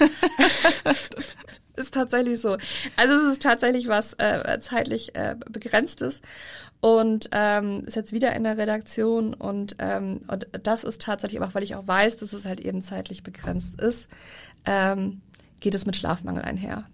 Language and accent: German; Rhineland, Germany; moved away; als Rheinländer